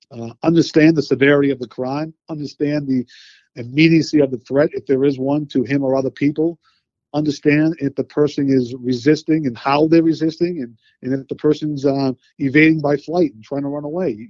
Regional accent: Boston, Massachusetts, United States; Uh, Boston, Massachusetts

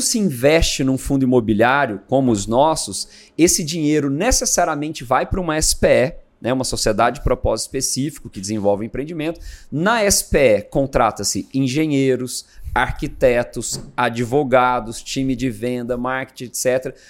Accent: Goiânia, Goiás, Brazil; moved away as an adult; now in São Paulo, Brazil; eu sou natural de Goiânia, né? E em 2001 eu vim para São Paulo. Eu vim para fazer faculdade

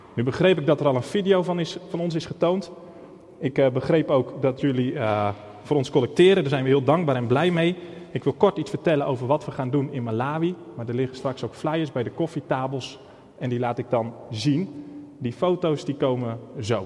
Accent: Netherlands; Ik ben opgegroeid in Holland

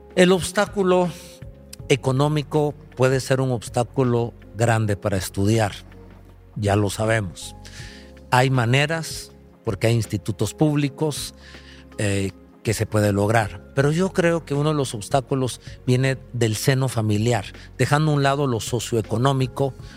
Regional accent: Guatemala; Nosotros como guatemaltecos

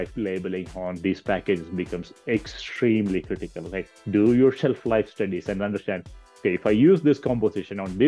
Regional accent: India; moved away as an adult; also born or lived in Kentucky; now in Colorado, United States; I'm originally from India.

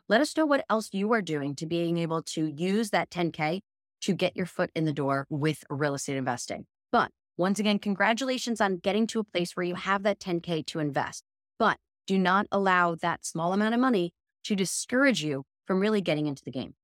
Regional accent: New York, United States; as a New Yorker

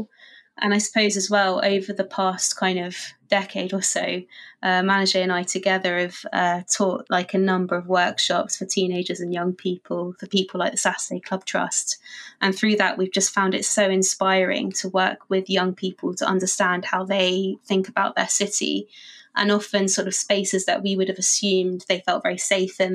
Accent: London, United Kingdom; I grew up in London

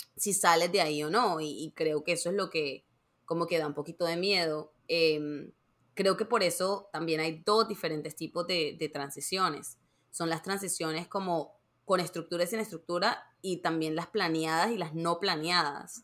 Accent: Barranquilla, Atlántico, Colombia; moved away; also born or lived in Savannah, Georgia / New York; yo me mudé de, Barranquilla, que de donde soy, yo soy de Colombia

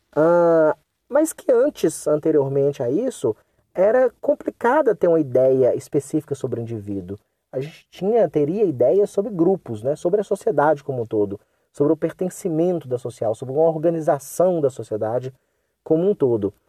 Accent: Brazil; first language Portuguese; also born or lived in North of Minas Gerais; nós falamos português porque nós nascemos aqui no Brasil, nós fomos criados aqui no Brasil

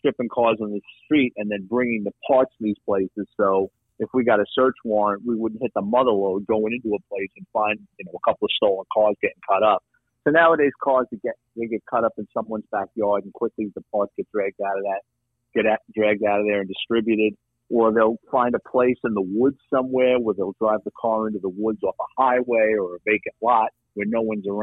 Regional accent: New York City, New York, United States; now in Florida, United States; growing up in New York City

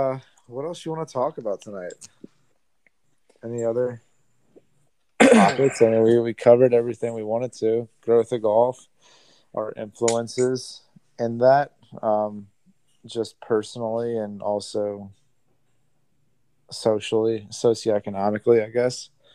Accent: Australia; accent: Australian; And I go, "Oi, buddy," in my Australian accent.

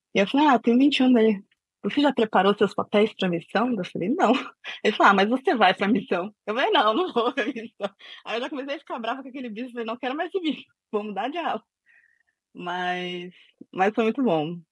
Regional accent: São Paulo, Brazil; also born or lived in Bom Jardim, Pernambuco; eu sou de São Paulo, mas nasci em Pernambuco

